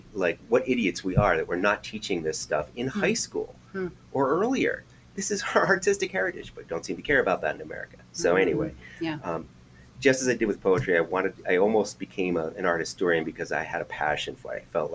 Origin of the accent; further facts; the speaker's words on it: Oyster Bay, New York, United States; moved away as an adult; now in New Hampshire, United States; I'm from Long Island, New York, originally. I was born in Oyster Bay, raised in Oyster Bay anyway.